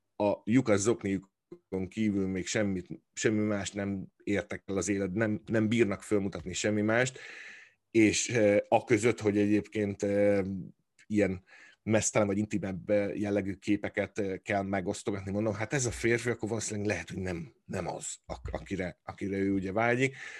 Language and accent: Hungarian; Hungary; moved away; ugyanabból a nemzetből, e, nőttünk ki, vagy származunk